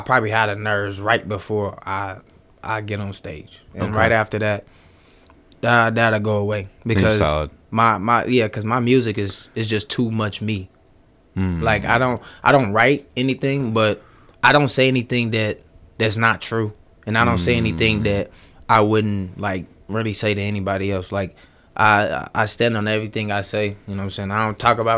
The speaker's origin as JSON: {"language": "English", "town": "Chicago", "region": "Illinois", "country": "United States", "tie": "born or raised there", "moved": "yes", "lives_now": "Des Moines, United States", "said": "I'm from Chicago"}